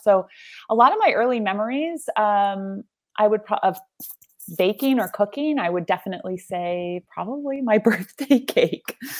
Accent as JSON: {"language": "English", "region": "California Central Coast", "country": "United States", "tie": "born or raised there", "also_born_or_lived": "New York", "said": "I'm just at home here"}